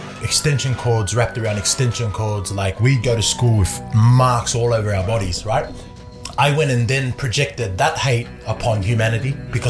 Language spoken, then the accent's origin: English; Otara, Auckland, New Zealand; born there; I was born in New Zealand. I was born in Otara, in a place in South Auckland.